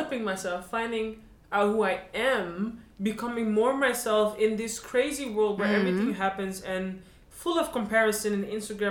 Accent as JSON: {"language": "English", "country": "Ghana", "said": "I'm a Ghanaian as well"}